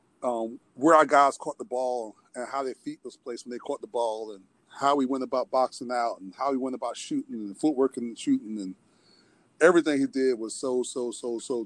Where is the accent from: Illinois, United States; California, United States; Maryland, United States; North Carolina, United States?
North Carolina, United States; Elizabethtown; I'm from Elizabethtown, which is not far from Wilmington, which is close to home for me